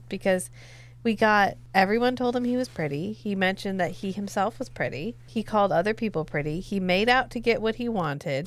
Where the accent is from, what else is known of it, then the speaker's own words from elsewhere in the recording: the American South, United States; I am from the American South.